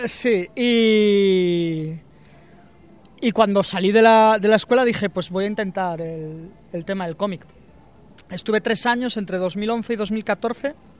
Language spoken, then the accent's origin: Spanish; Vigo, Galicia, Spain; moved away as an adult; now in Madrid, Spain; yo soy de Vigo, me vine a Madrid a, a estudiar